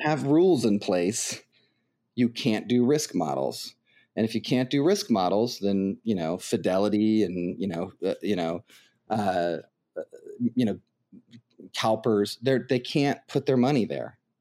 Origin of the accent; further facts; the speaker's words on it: United States; also born or lived in Ohio; I'm an American